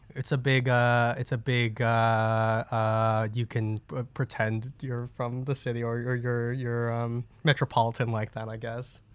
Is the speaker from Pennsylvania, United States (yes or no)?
no; New Jersey, United States; I grew up in Jersey. Jersey, boy.